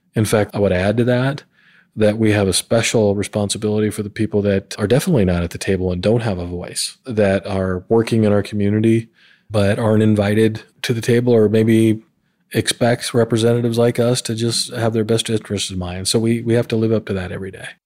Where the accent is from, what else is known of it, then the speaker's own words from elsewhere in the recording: Montana, United States; also born or lived in Georgia / South Carolina / New Mexico / North Carolina; now in Columbus, United States; I'm originally from Montana, so I'm a proud, rare Montana native, and I always call that home. But I've lived in Georgia and South Carolina, New Mexico, North Carolina, and now here in Ohio.